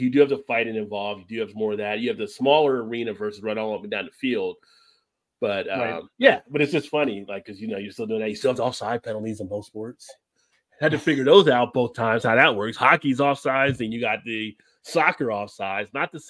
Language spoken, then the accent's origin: English; New Jersey, United States; as a kid growing up in New Jersey, it was just right down I-95